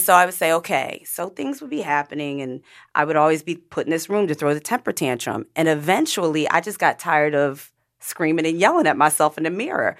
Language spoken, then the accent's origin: English; Pennsylvania, United States; I grew up in Pennsylvania one of two black families in an all white neighborhood